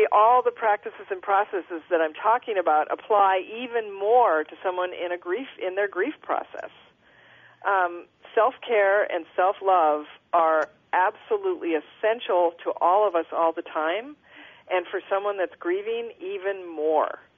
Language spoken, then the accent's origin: English; Minneapolis, Minnesota, United States; I'm from Minnesota originally, I'm from Minneapolis.